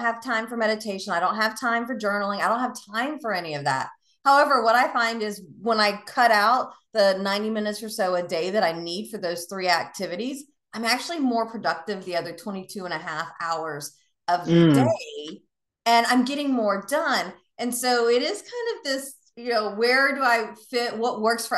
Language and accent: English; the South, United States; now in Tampa, United States; I'm from the South